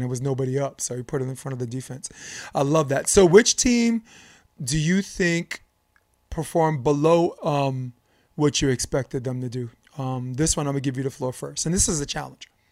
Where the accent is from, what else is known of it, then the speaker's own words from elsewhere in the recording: New York, United States; we're both from New York